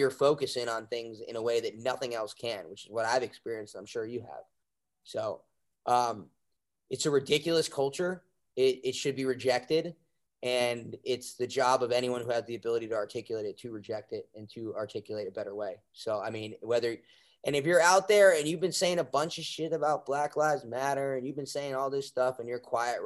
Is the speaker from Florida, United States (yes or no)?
no; New Jersey, United States; now in Austin, United States; I'm just from New Jersey, so I talk like this